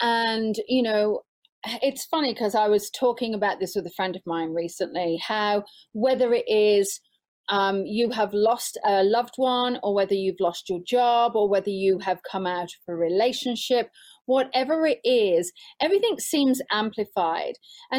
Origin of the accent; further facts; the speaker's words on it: England, United Kingdom; moved away; being English